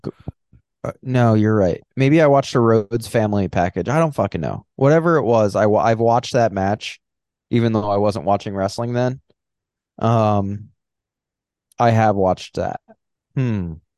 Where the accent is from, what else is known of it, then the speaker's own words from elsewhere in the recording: Long Island, New York, United States; I'm from Long Island and I'm not a Guido